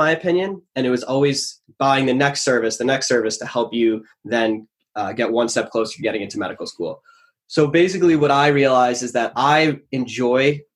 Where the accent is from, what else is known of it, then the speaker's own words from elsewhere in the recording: Long Island, New York, United States; So I grew up on Long Island, New York.